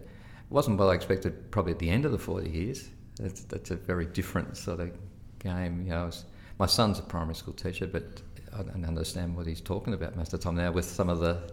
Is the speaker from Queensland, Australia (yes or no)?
no; Ballarat, Victoria, Australia; also born or lived in Sea Lake, Victoria / Portland, Victoria; I grew up in Ballarat.